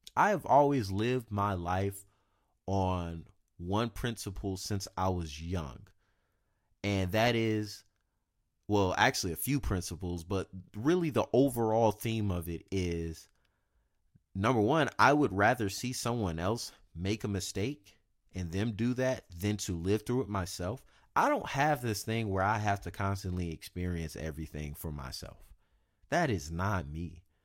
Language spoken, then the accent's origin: English; South Carolina, United States; moved away as an adult; now in Sacramento, United States; I'm from the South, And I'm from South Carolina.